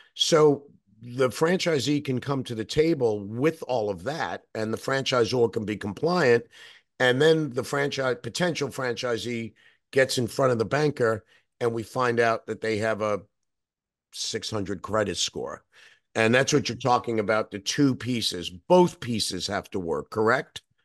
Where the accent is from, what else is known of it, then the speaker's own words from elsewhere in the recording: New York, United States; as a New Yorker